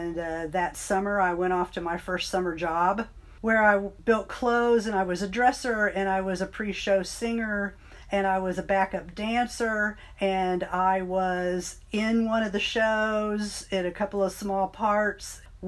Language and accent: English; Bowling Green, Kentucky, United States; also born or lived in Ohio; I was born in Ohio. My dad was in the military, and then he went to graduate school, and we ended up in Bowling Green, Kentucky, where I did most of my schooling